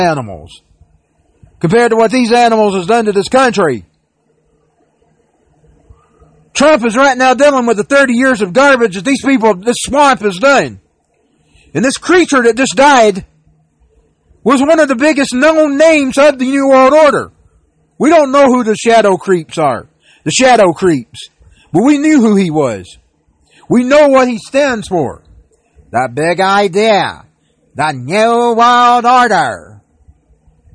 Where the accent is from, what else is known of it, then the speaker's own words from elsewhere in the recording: United States; being an American